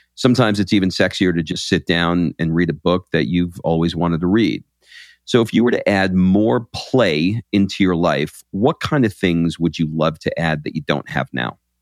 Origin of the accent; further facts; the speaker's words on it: New York, United States; now in Atlanta, United States; I grew up in New York